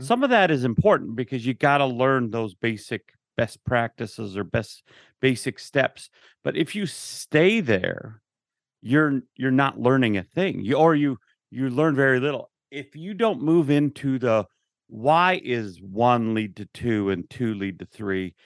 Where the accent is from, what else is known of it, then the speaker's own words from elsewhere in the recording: Utah, United States; I grew up in Utah